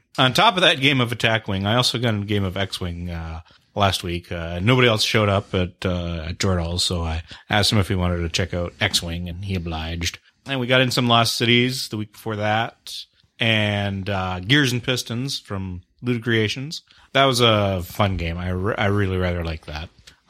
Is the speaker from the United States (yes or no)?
no; Canada; I'm the Canadian.